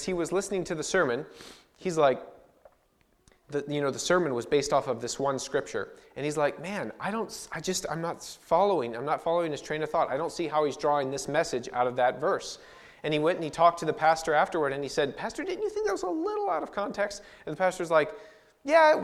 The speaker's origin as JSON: {"language": "English", "region": "central Missouri", "country": "United States", "tie": "born or raised there", "moved": "as an adult", "lives_now": "Clovis, United States", "said": "I was born and raised in central Missouri"}